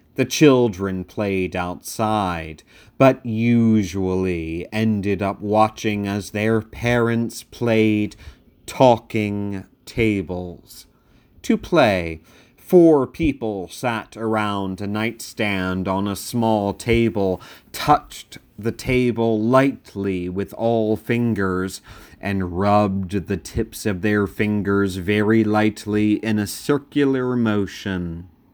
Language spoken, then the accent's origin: English; Sussex County, Delaware, United States; I grew up in Sussex County, Delaware, the most rural of counties in the first state